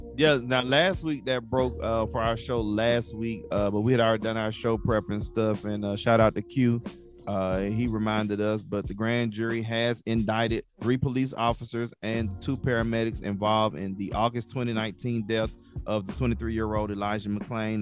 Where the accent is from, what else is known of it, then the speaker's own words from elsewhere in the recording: Atlanta, Georgia, United States; I'm I'm from Atlanta